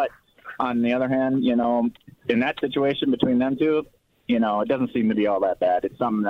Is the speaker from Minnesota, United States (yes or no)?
yes; Minnesota, United States; I grew up in Minnesota